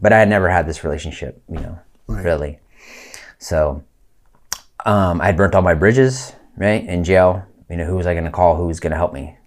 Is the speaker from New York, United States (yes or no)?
no; Lake County, California, United States; also born or lived in Colorado / San Mateo, California; we moved from Colorado to California